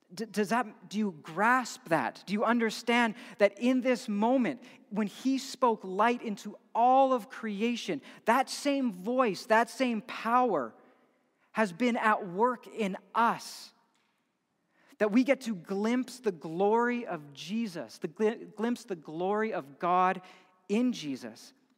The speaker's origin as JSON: {"language": "English", "town": "Edmonton", "region": "Alberta", "country": "Canada", "tie": "born or raised there", "said": "growing up in Edmonton"}